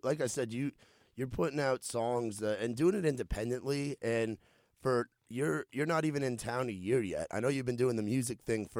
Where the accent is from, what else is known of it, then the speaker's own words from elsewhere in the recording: New York, United States; moved away as an adult; now in Nashville, United States; I'm from New York.